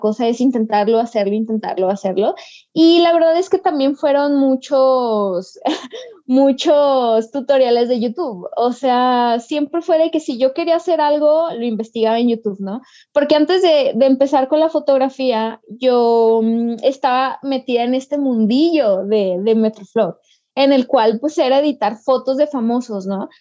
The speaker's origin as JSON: {"language": "Spanish", "region": "Aguascalientes", "country": "Mexico", "said": "yo soy de Aguascalientes"}